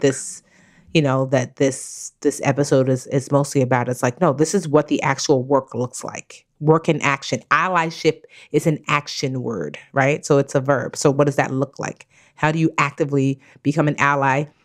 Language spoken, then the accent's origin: English; Nigeria; I'm Nigerian